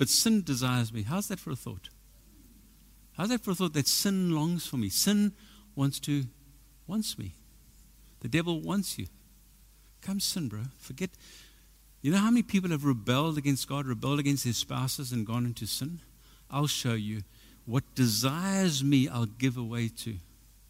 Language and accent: English; South Africa; I'm from South Africa, you know what I mean? I've been to the army.